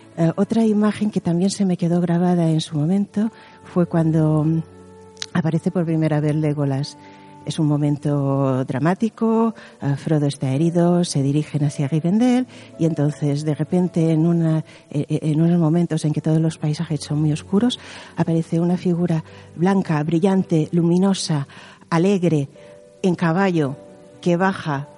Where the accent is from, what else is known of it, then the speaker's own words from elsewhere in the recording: Mallorca, Balearic Islands, Spain; yo soy de Mallorca